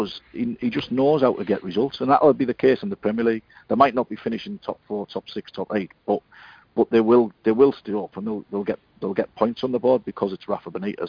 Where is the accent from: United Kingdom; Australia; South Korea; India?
United Kingdom; Hartlepool, North East England; I'm from Hartlepool.